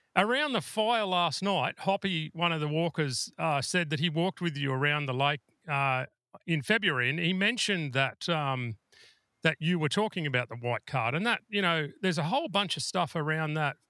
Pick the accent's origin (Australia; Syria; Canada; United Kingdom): Australia; New South Wales; I'm from New South Wales